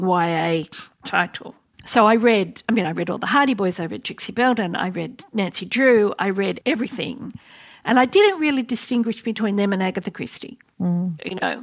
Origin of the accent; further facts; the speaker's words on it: Sydney, New South Wales, Australia; Well, I grew up in Western Sydney around Parramatta